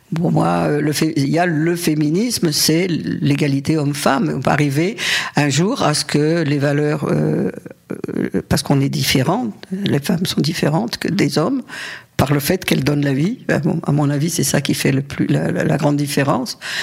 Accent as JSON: {"language": "French", "town": "Paris", "region": "Île-de-France", "country": "France", "tie": "born or raised there", "also_born_or_lived": "Algeria / Saint-Denis", "moved": "as an adult", "lives_now": "Barcelona, Spain", "said": "Je ne suis pas née à Paris. D'abord, je suis née en Algérie. Mes parents ont émigré. Euh, j'avais deux ans et on a, on a vécu plutôt à Saint-Denis au début, puis ensuite à Paris. Et ma scolarité, je l'ai faite à Paris"}